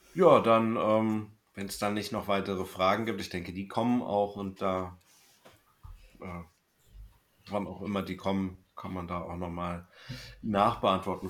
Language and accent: German; Berlin, Germany; Ich komme aus Berlin, ebenso wie meine Schwester